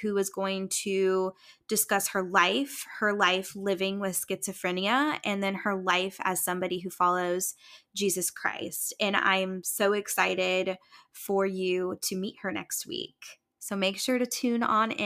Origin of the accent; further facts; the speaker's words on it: Indiana, United States; now in Ohio, United States; I'm from Indiana